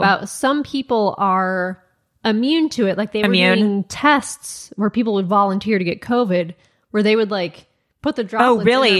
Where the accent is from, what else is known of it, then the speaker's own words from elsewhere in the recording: Rochester, New York, United States; I'm from Rochester, New York.